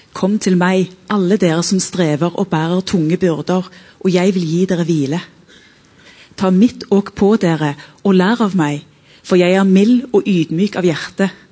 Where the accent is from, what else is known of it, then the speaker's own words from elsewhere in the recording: Sørreisa, Troms, Norway; Jeg kommer fra Sørreisa i Troms og har vokst opp med foreldre som jobba som lærere